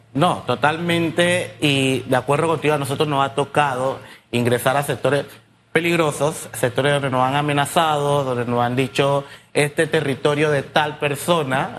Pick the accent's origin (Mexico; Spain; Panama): Panama; Colón; yo vengo del sector de Barrio Norte